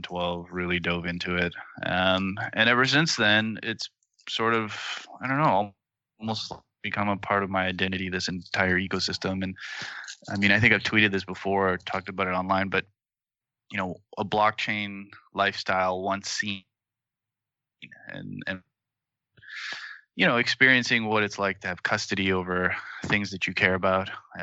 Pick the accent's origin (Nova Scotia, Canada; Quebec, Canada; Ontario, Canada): Ontario, Canada; Toronto; moved away; I'm also from Toronto originally.